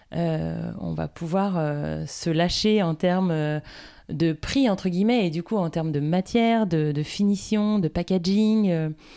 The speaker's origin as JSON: {"language": "French", "town": "Guérande", "region": "Pays de la Loire", "country": "France", "tie": "born or raised there", "also_born_or_lived": "Nantes / Lille / Paris", "said": "Avant Nantes, j'étais pas très loin puisque j'étais guérandaise, donc sur la côte, dans un univers du coup très vert puisqu'on vivait à la campagne"}